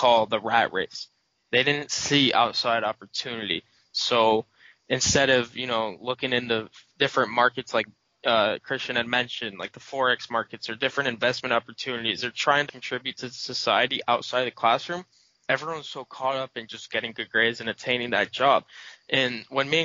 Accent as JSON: {"language": "English", "town": "Binghamton", "region": "New York", "country": "United States", "tie": "born or raised there", "said": "I grew up in Binghamton all my life"}